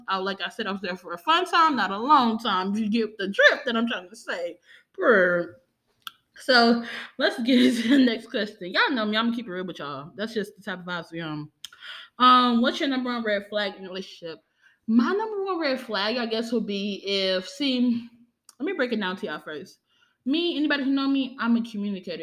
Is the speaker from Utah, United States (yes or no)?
no; New Orleans, Louisiana, United States; I'm from New Orleans, Louisiana